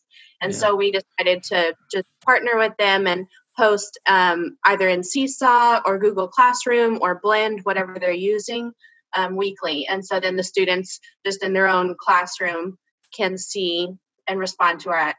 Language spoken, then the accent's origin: English; Austin, Texas, United States; I'm from Austin. I'm actually a graduate of Austin ISD.